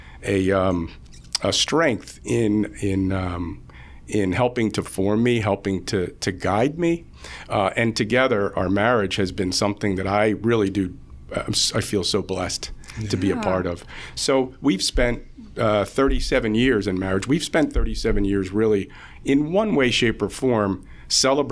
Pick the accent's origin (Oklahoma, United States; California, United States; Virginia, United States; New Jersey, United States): New Jersey, United States; Mullica Hill; I was born and raised in Mantua, Mullica Hill. I'm a Clearview graduate, South Jersey boy.